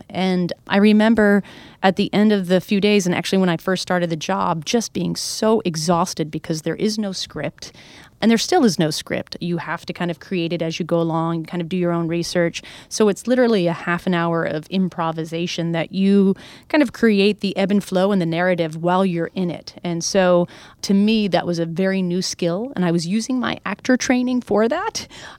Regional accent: New Hampshire, United States; now in New York City, United States; I grew up in New Hampshire. We went to Pennsylvania and maybe Canada.

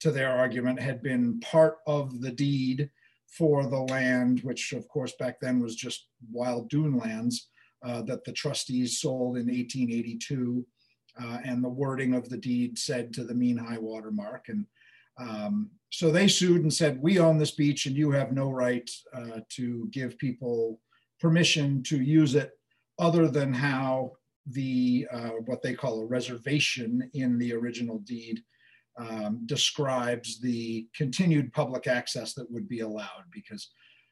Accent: Southampton, New York, United States; I'm from Southampton, and when I bought a house on Gardner Avenue, I got bub street cred, but I am still not a bub

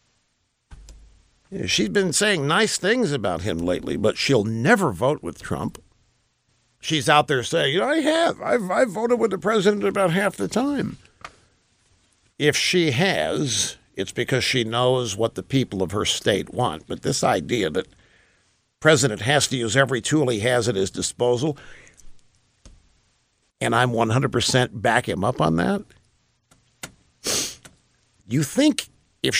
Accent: Missouri, United States; Missouri is my home state.

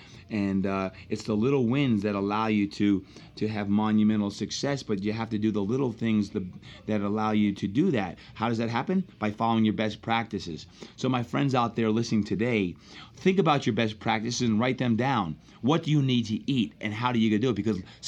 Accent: New Jersey, United States; I'm from Jersey.

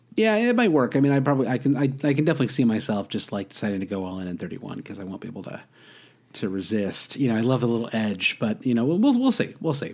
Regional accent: Midwest, United States; I grew up in the Midwest

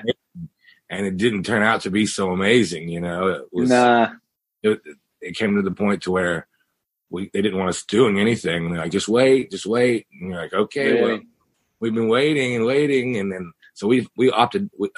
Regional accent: the Ozarks, Missouri, United States; now in Phoenix, United States; I'm from the Ozarks.

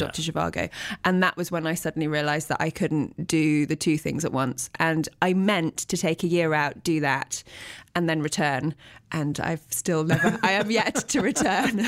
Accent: Teddington, London, United Kingdom; I was born in Teddington, which is a suburb of London

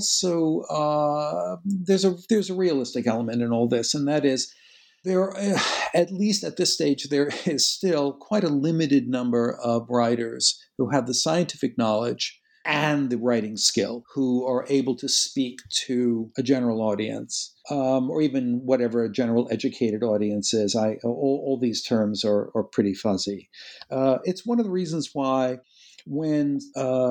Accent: United States; as an American working in an Anglophone culture

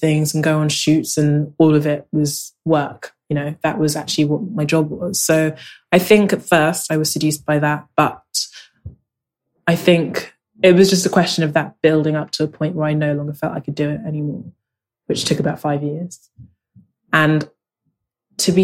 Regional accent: London, United Kingdom; also born or lived in Lagos, Nigeria; I grew up in South London, and I'm very much a South Londoner.

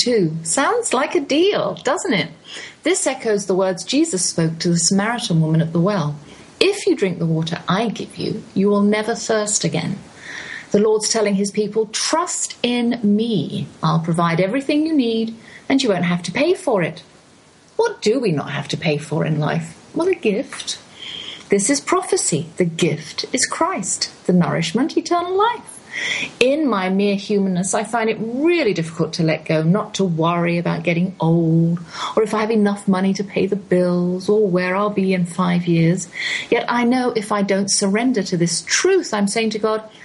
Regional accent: England, United Kingdom; moved away; also born or lived in United States; being English in America

